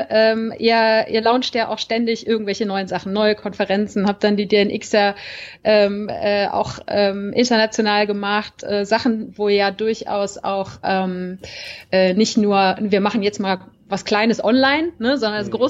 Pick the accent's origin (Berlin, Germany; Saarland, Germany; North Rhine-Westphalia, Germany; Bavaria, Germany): North Rhine-Westphalia, Germany; Cologne; ich bin zwar in Köln geboren und aufgewachsen, ja